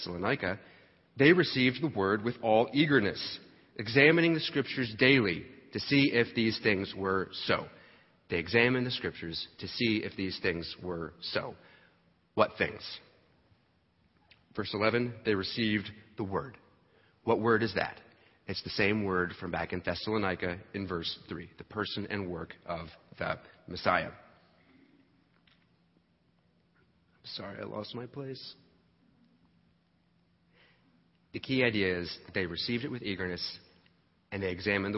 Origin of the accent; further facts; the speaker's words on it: New Jersey, United States; I grew up in New Jersey